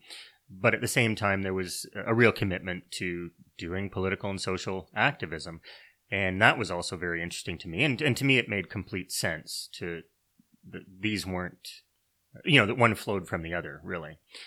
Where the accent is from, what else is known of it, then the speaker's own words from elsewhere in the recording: Canada; like many people, I was raised many people in Canada anyway, I was raised within the church.